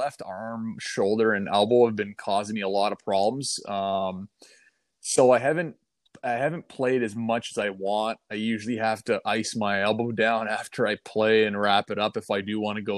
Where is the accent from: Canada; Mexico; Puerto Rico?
Canada; Toronto, Ontario; playing with the Marlies in my hometown